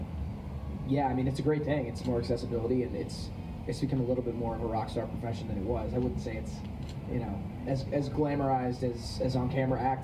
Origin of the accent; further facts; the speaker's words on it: Los Angeles, California, United States; the environment I grew up in Los Angeles